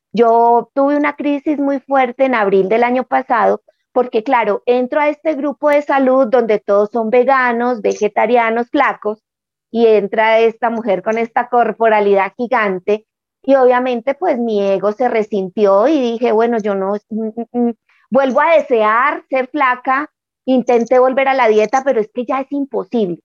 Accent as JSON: {"language": "Spanish", "town": "Manizales", "region": "Caldas", "country": "Colombia", "tie": "born or raised there", "moved": "as an adult", "said": "Volví a mi tierra, ahora vivo en Manizales, que es la ciudad donde yo nací, después de haber estado 30 años por fuera en otra ciudad"}